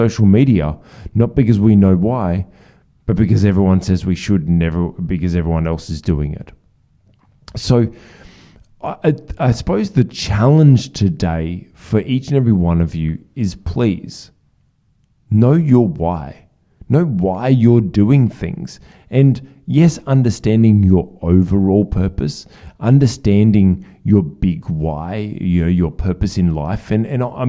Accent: Australia; as an Australian

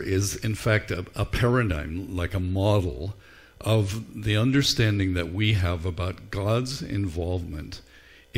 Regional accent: Ireland; Growing up in Ireland, we didn't carve pumpkins

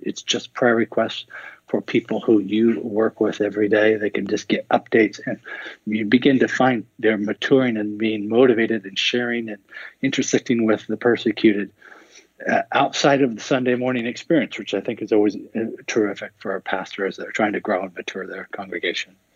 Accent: Seattle, Washington, United States; I grew up in Seattle

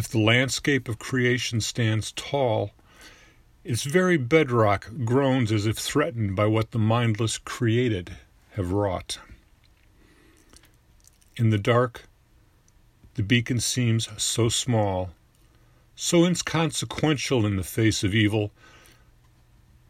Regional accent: Orland Hills, Illinois, United States; I'm from Orland Hills, Illinois, just outside Chicago

